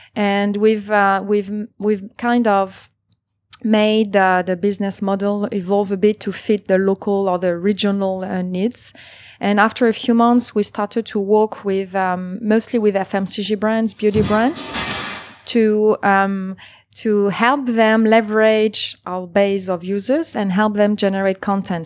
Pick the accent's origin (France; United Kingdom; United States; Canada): France; Paris, Île-de-France; moved away as an adult; now in Singapore; I was born and raised in Paris